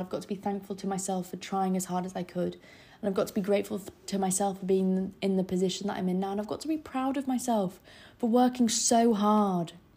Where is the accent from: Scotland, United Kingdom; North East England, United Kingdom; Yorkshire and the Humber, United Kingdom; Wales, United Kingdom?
Yorkshire and the Humber, United Kingdom; Scarborough; moved away as an adult; now in London, United Kingdom; I'm from Scarborough in the north, so north of England. I live by the seaside